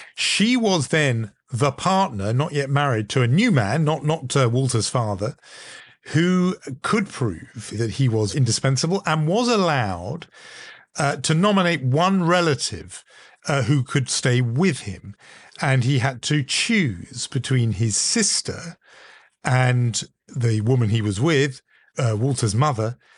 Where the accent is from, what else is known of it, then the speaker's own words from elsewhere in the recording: United Kingdom; growing up in Europe, growing up in Britain, uh, as I did